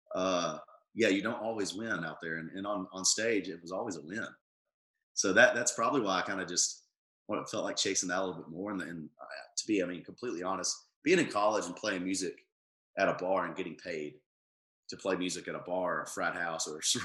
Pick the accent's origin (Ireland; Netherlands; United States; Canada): United States; Tullahoma, Tennessee; my hometown of Tullahoma